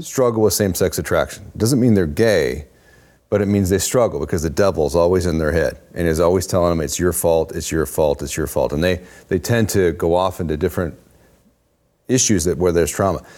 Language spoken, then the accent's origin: English; Oregon, United States; moved away; I grew up in Oregon.